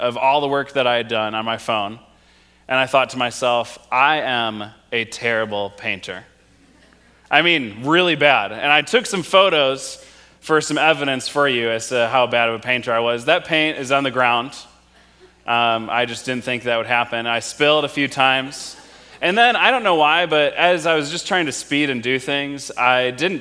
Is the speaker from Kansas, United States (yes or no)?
no; Wisconsin, United States; moved away; both my wife and I grew up in Wisconsin